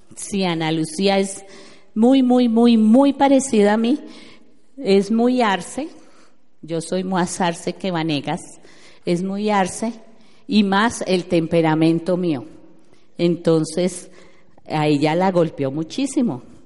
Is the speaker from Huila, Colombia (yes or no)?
yes; Neiva, Huila, Colombia; moved away; also born or lived in Bogotá, Colombia / Orlando, United States; yo soy de Neiva